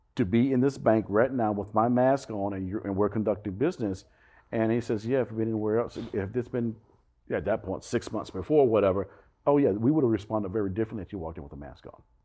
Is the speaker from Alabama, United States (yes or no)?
yes; Alabama, United States; also born or lived in New York / Boston / California; now in Fort Lauderdale, United States; as a little kid growing up in Alabama